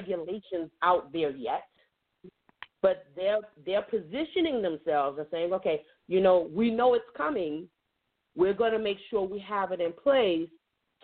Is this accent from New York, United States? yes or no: yes; New York, United States; now in North Carolina, United States; I'm originally from New York, or as I like to say, the great state of New York, but the Empire State.